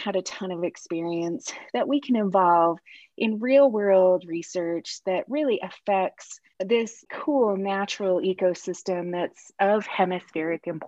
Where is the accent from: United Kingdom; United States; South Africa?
United States; Utah; I grew up here in Utah